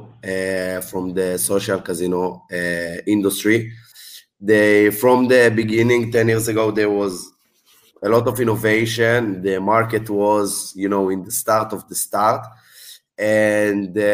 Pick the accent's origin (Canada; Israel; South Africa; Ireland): Israel; moved away; I'm from Israel originally